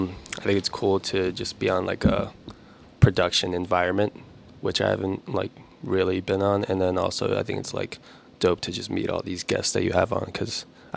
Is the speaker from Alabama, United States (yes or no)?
no; Waltham, Massachusetts, United States; also born or lived in Mongolia; lived in Waltham, Massachusetts for basically my whole life. Like, grew up there.